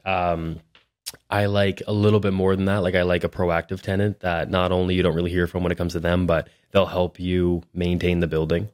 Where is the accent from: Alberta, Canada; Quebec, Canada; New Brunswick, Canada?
New Brunswick, Canada; Hampton; also born or lived in Miramichi, New Brunswick / Moncton, New Brunswick; now in Fredericton, Canada; I'm from Hampton, New Brunswick. which is just, I spent the majority of my youth in Hampton